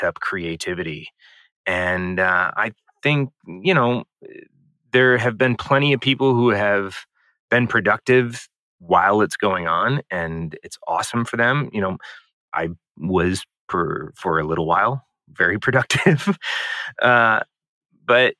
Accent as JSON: {"language": "English", "town": "St. Louis", "region": "Missouri", "country": "United States", "tie": "born or raised there", "said": "I grew up in St. Louis, Missouri"}